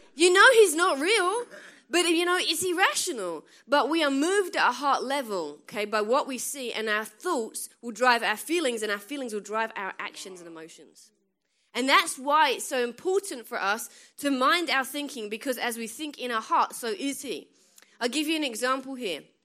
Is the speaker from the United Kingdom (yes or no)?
yes; England, United Kingdom; moved away as an adult; now in United States; I'm from England, right? And I've lived in America twelve years. That's why I sound funny